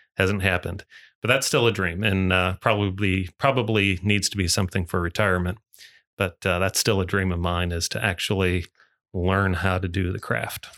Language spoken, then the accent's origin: English; Muskegon, Michigan, United States; moved away as an adult; now in Louisville, United States; I grew, grew up in Michigan, born and raised in Michigan